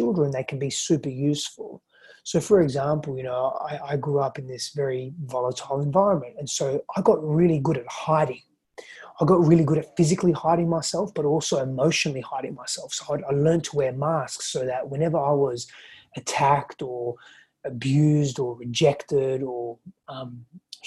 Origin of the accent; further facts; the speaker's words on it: Australia; also born or lived in Greece; I was born in Australia. I grew up though in Greece and Australia